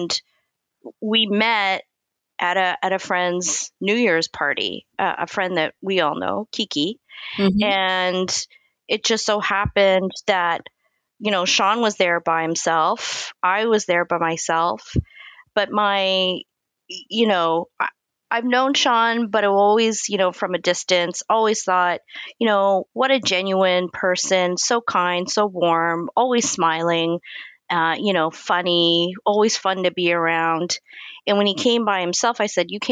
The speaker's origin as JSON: {"language": "English", "town": "Montreal", "region": "Quebec", "country": "Canada", "moved": "yes", "lives_now": "Toronto, Canada", "said": "I'm originally from Montreal"}